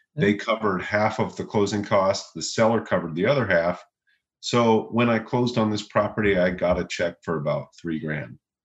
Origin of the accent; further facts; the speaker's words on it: Louisville, Kentucky, United States; now in Austin, United States; I'm from Louisville. Uh, I uh, grew up there